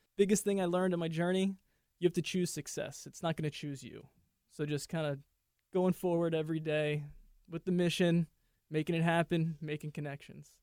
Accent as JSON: {"language": "English", "town": "New York City", "region": "New York", "country": "United States", "tie": "born or raised there", "said": "I grew up in New York City, the concrete jungle."}